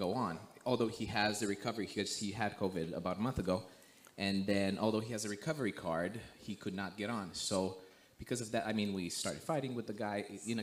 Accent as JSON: {"language": "English", "country": "Romania", "tie": "born or raised there", "also_born_or_lived": "United States", "moved": "as an adult", "said": "I'm born and raised in Romania"}